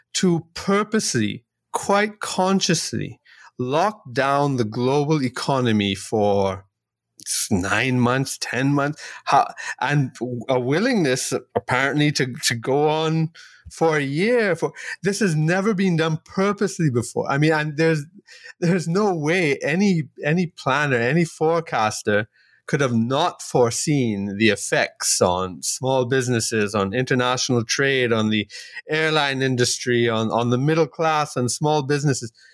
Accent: Trinidad & Tobago; I'm from Trinidad and Tobago here in the Caribbean

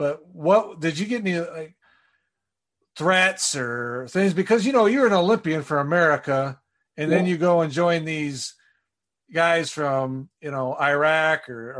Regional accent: Wisconsin, United States; I grew up in Wisconsin.

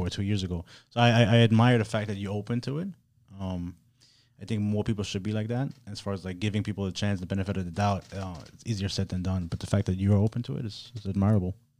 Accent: Germany; now in Miami, United States; I was born and raised in Germany. I grew up super progressive

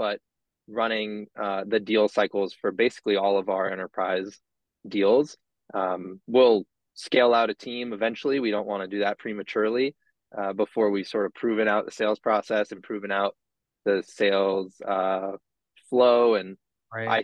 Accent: Cape Cod, Massachusetts, United States; moved away; also born or lived in Washington, D.C.; Born and raised in Massachusetts, Cape Cod, more specifically, so you won't hear any Boston accent from me

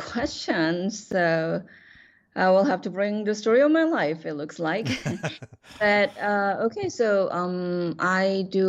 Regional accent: South Korea; English is a second language; now in United States; I grew up in Asian culture in South Korea, but my education was modern education

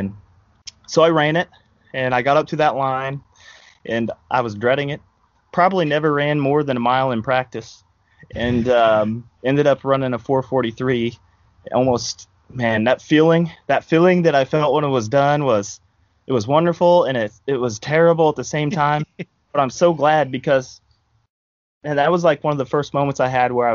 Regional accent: Hallsville, Missouri, United States; also born or lived in St. Louis, Missouri / Kansas City, Missouri; I'm from Hallsville, Missouri, sitting there right now. Grew up in Hallsville, went to school there, K-12.

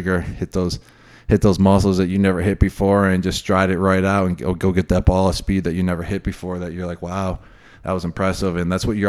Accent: Buffalo, New York, United States; I grew up in Buffalo, New York.

